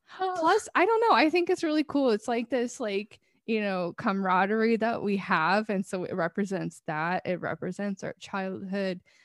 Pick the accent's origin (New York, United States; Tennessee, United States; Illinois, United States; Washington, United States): Washington, United States; we're from here